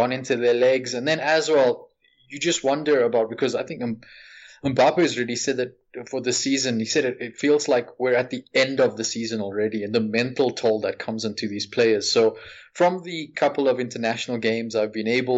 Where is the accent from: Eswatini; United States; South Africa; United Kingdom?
South Africa; you know what it's like here in South Africa. I'm from South Africa